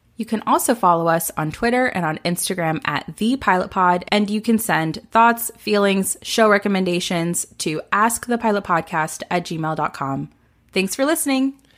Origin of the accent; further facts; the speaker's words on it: the South, United States; We're both from the South